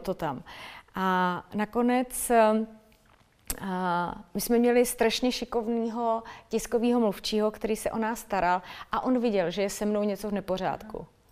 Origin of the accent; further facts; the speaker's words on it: Litoměřice, Ústí nad Labem Region, Czechia; A já jsem holka z malého města, já jsem holka z Litoměřic